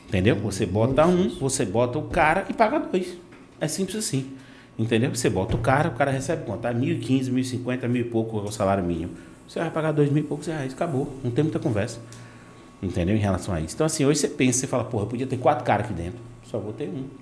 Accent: Vitória da Conquista, Bahia, Brazil; also born or lived in Salvador, Brazil; now in Itabuna, Brazil; Nasci em Vitória da Conquista, fui morar em Salvador, passei muito tempo, 10, 11 anos, e estou aqui agora, entendeu? Itabuna

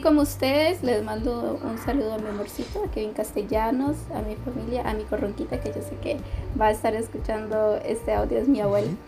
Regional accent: Tegucigalpa, Francisco Morazán, Honduras; moved away as an adult; now in San José, Costa Rica; en Tegucigalpa, donde crecí

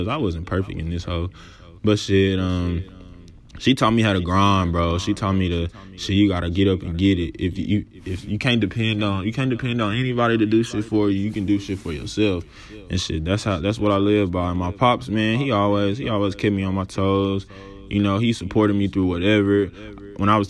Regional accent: Dallas, Texas, United States; I was born and raised in Dallas, Texas, Oak Cliff to be exact

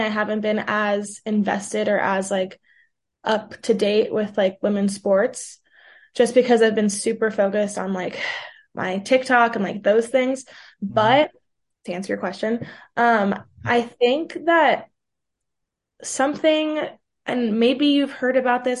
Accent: New York City, New York, United States; first language Portuguese; also born or lived in Brazil; where I grew up in Manhattan

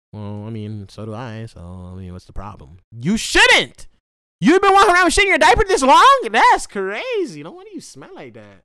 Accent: Jamaica; now in Hawaii, United States; in J-, Jamaica

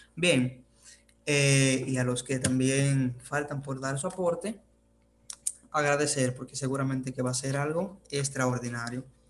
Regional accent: Dominican Republic; desde donde le habla esos servidores desde República Dominicana

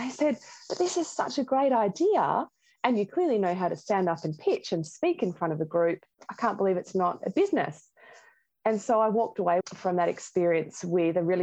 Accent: Geelong, Victoria, Australia; I'm from Geelong

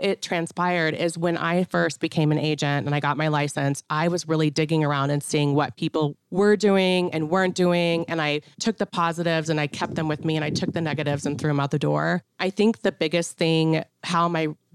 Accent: Atlanta, Georgia, United States; also born or lived in Chicago / Salt Lake City / Anchorage, Alaska / New York City; now in Missoula, United States; I am originally from Atlanta, Georgia, born and raised

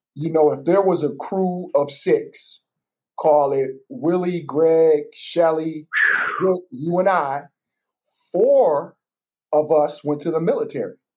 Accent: Battle Creek, Michigan, United States; born or raised there

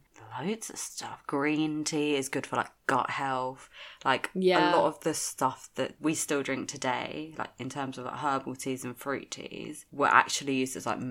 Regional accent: India; I'm Indian. Like, we fucking all about our food.

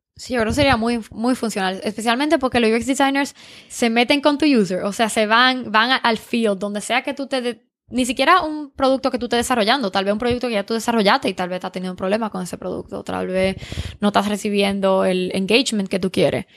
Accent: Dominican Republic; now in California, United States; yo soy dominicana

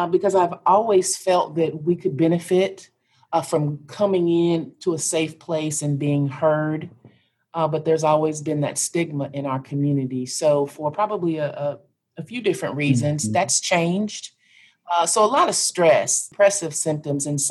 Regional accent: Kansas, United States; I am from Kansas. And so I grew up in a little bitty town in Kansas

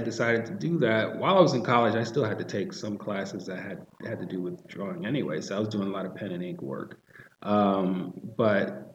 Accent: New York City, New York, United States; growing up in Harlem

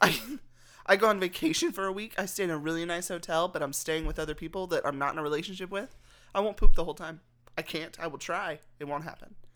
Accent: Texas, United States; I'm from Texas

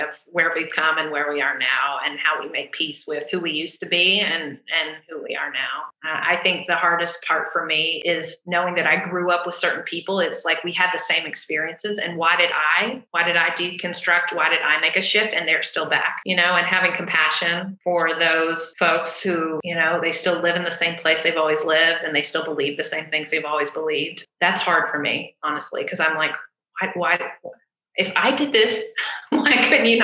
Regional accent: the South, United States; I'm from the South

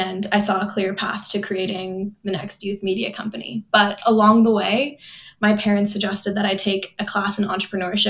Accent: Palo Alto, California, United States; moved away as an adult; also born or lived in Los Angeles, California; now in East Coast, United States; I grew up in Palo Alto, California, which is just like 30 minutes outside of San Francisco

